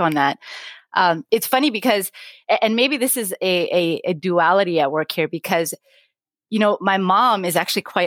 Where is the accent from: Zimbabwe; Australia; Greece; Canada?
Canada; Vancouver, British Columbia; moved away as an adult; now in United States; I grew up in Vancouver at a time, right? So I graduated from high school in 1997.